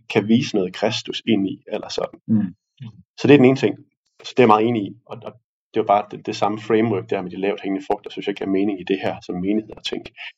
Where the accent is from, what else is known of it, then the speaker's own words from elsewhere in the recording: Denmark; som danskere